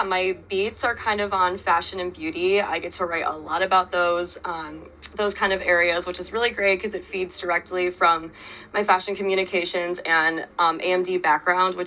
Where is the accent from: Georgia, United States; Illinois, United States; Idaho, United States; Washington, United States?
Illinois, United States; Chicago suburbs; moved away as an adult; also born or lived in Iowa; now in New York City, United States; I'm from the Chicago suburbs originally